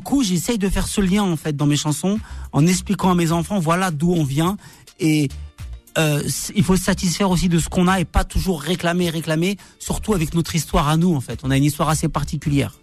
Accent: Argenteuil, Île-de-France, France; j'ai grandi en quartier Argenteuil

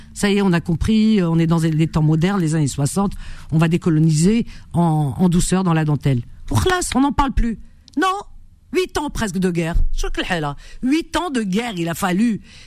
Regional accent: Algeria; Chez nous en Algérie

